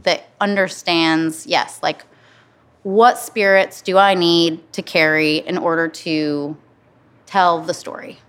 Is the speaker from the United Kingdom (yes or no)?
no; Flint, Michigan, United States; moved away as an adult; also born or lived in Los Angeles; now in Cincinnati, United States; I'm from Flint